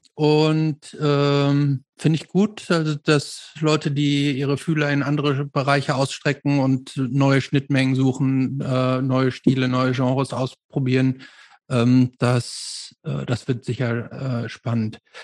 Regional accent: Germany; bei uns in Deutschland

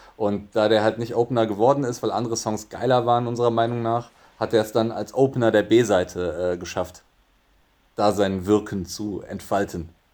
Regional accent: Bonn, North Rhine-Westphalia, Germany; moved away as an adult; also born or lived in Frankfurt; now in Cologne, Germany; ich komme aus Bonn und Bonn war ja damals Regierungssitz, Hauptstadt

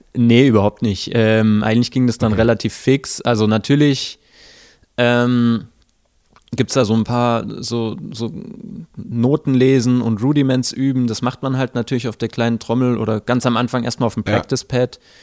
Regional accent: village near Böblingen, Baden-Württemberg, Germany; born or raised there; now in Stuttgart, Germany

